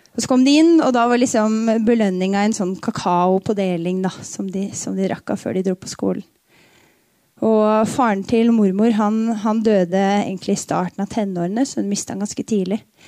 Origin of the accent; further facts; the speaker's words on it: Tønsberg, Vestfold, Norway; Jeg flytta aldri fra Dønsberg